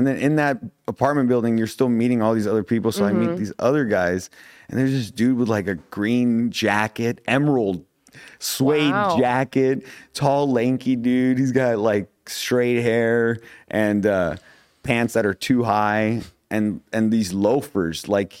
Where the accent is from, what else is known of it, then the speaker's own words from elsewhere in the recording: Topanga, California, United States; Oh, I come from Topanga. I'm like, oh, what? The Topanga, Cahuenga, you know, whatever.